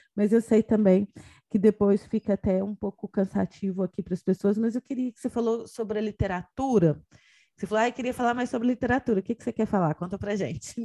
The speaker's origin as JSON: {"language": "Portuguese", "country": "Brazil", "moved": "yes", "lives_now": "Portugal", "said": "eu, enquanto brasileira em Portugal"}